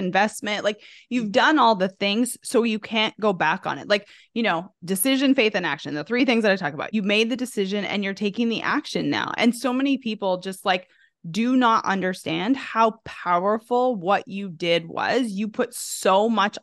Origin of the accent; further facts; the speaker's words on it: Canada; now in Arkansas, United States; I'm originally from Canada